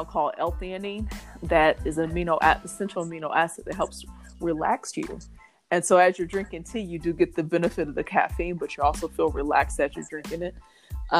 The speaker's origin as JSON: {"language": "English", "town": "Indianapolis", "region": "Indiana", "country": "United States", "tie": "born or raised there", "said": "I am from Indianapolis, Indiana, born and raised"}